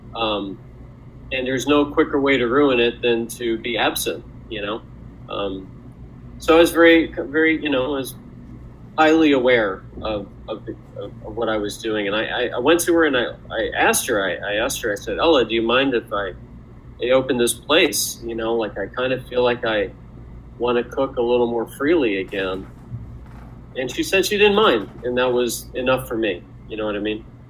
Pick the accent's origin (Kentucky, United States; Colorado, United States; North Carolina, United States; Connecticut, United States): Kentucky, United States; Louisville; moved away as an adult; also born or lived in Milwaukee, Wisconsin; raised in um, raised in in in Louisville, Kentucky, um, and I stayed there for I would say till I was about 18